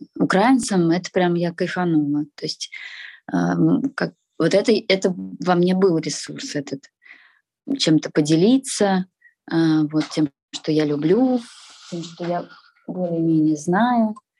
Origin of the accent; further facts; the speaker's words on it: Russia; moved away; also born or lived in Moscow; я россиянка, я говорю на русском языке